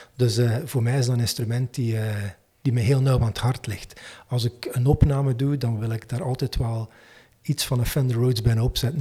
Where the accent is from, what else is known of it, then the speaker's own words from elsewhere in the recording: Menen, Flanders, Belgium; now in Waregem, Belgium; Ik woon in Waregem, maar ik ben niet oorspronkelijk van Waregem, maar van Menen eigenlijk.